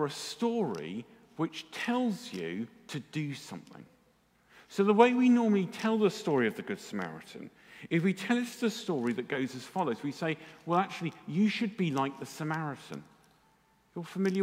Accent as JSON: {"language": "English", "region": "England", "country": "United Kingdom", "said": "because we're English"}